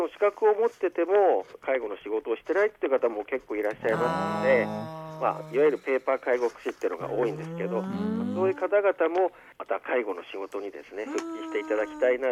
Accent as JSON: {"language": "Japanese", "region": "Aomori", "country": "Japan", "tie": "born or raised there", "also_born_or_lived": "Tokyo", "said": "私はあの生まれも育ちも青森市で、はい、えー、学生時代東京にちょっといたんですが、"}